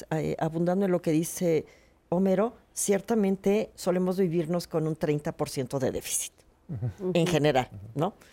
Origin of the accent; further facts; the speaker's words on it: Mexico City, Mexico; no es lo mismo los que somos chilangos, perdón, pero estamos chilangos y que a cada rato nos tiembla.